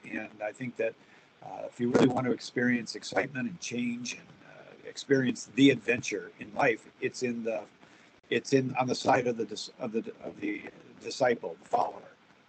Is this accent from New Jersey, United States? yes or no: no; Minneapolis, Minnesota, United States; I grew up in the Twin Cities. I was confirmed in Bloomington, First Communion in Richfield, and married in Chanhassen. So I grew up in the Catholic Church.